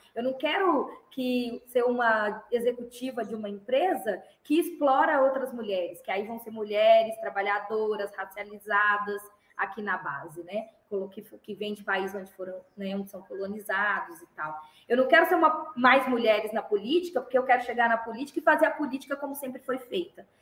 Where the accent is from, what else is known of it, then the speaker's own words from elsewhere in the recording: Belo Horizonte, Minas Gerais, Brazil; also born or lived in Santa Luzia, Brazil; compraram uma casa em Belo Horizonte, no bairro Minas Caixa, que é um bairro também da periferia de Belo Horizonte, é, na região de Venda Nova. E aí eu cresci a vida toda